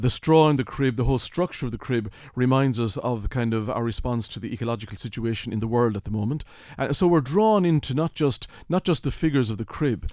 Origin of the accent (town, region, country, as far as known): Kilkenny, Leinster, Ireland; born or raised there